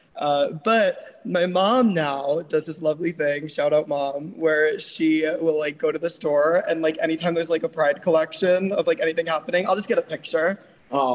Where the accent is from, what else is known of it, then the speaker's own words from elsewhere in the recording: New York, United States; now in Los Angeles, United States; I'm from New York, but I also currently live in LA.